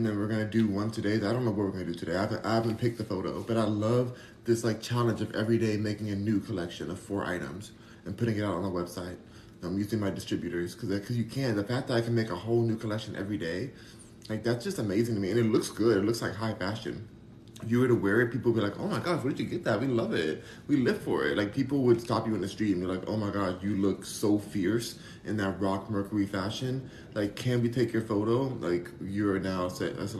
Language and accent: English; Los Angeles, California, United States; I'm from Hollywood, I'm from Los Angeles